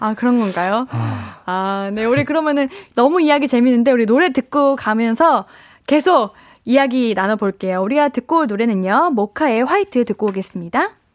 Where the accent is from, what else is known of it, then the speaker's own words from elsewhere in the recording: Seoul Capital Area, South Korea; 저는 에, 수도권.